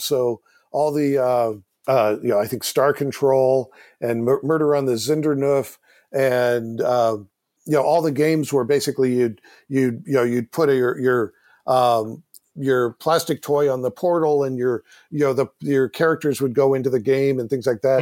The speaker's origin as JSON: {"language": "English", "area": "Silicon Valley", "region": "California", "country": "United States", "tie": "born or raised there", "said": "I grew up in Silicon Valley."}